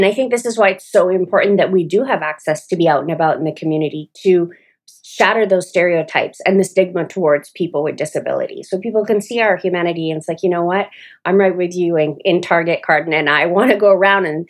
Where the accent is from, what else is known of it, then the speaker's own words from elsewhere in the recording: Toronto, Ontario, Canada; moved away as an adult; also born or lived in Atlanta, Georgia; now in Smyrna, United States; I'm Canadian, and when I go home to Toronto